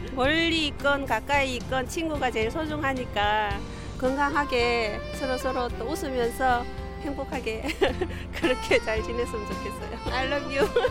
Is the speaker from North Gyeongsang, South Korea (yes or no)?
yes; Andong, North Gyeongsang, South Korea; 저는 경북 안동 일찍에서 온